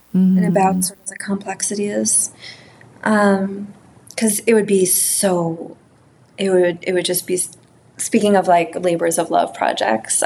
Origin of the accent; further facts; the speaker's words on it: New York City, New York, United States; moved away; I grew up in Manhattan